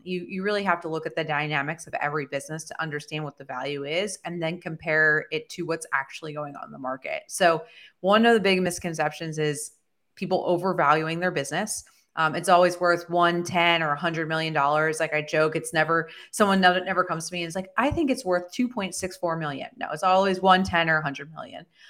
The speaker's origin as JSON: {"language": "English", "region": "Southern New Jersey", "country": "United States", "tie": "born or raised there", "said": "I actually was born and raised in Southern New Jersey"}